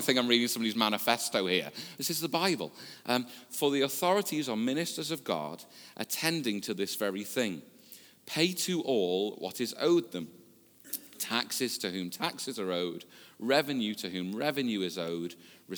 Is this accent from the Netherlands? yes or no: no; the Wirral, North West England, United Kingdom; I was born and brought up on the Wirral. I've lived here most of my life